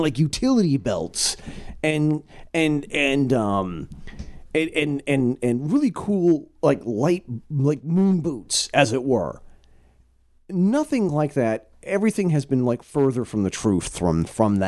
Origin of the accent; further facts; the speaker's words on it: Southern Vermont, United States; growing up in Southern Vermont